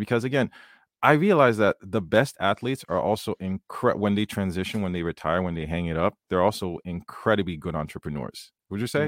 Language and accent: English; Haiti; I grew up in Haiti